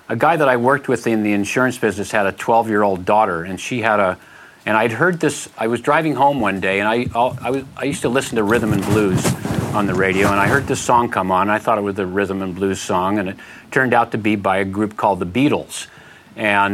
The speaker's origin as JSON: {"language": "English", "town": "San Francisco", "region": "California", "country": "United States", "tie": "born or raised there", "lives_now": "Bolinas, United States", "said": "I grew up in San Francisco. I was born in San Francisco"}